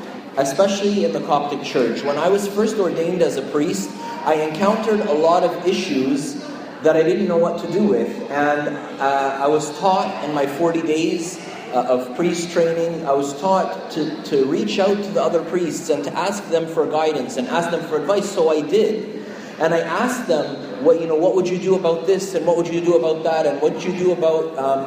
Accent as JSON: {"language": "English", "town": "Montreal", "region": "Quebec", "country": "Canada", "tie": "born or raised there", "moved": "yes", "lives_now": "Toronto, Canada", "said": "I grew up in Montreal"}